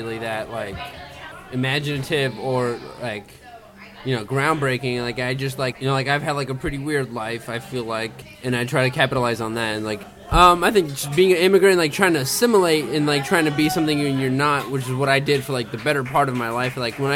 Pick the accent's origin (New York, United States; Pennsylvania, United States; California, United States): California, United States; Southern; also born or lived in Lebanon / San Fernando Valley; now in Los Angeles, United States; I grew up in Southern California. I lived in the Valley for the longest time, and then I was born in Lebanon, moved to the Valley in 1987